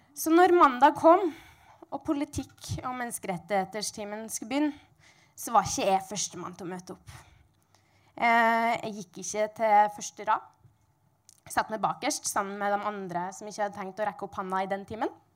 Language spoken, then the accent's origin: Norwegian; Sunndalen, Møre og Romsdal, Norway; jeg kommer fra Sunndalen